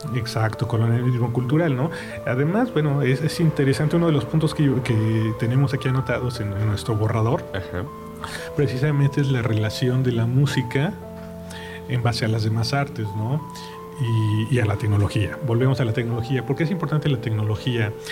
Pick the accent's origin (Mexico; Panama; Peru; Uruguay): Mexico; como mexicano